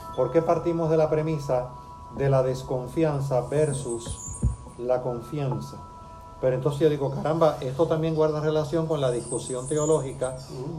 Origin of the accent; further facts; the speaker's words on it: Cuba; now in Puerto Rico; yo nací en Cuba